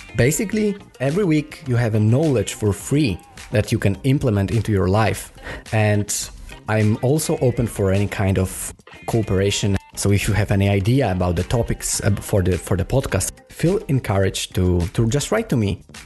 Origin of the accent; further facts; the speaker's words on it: Poland; first language Polish; English is a second language; now in Copenhagen, Denmark; I am Polish, so it was easier for me to start in my native language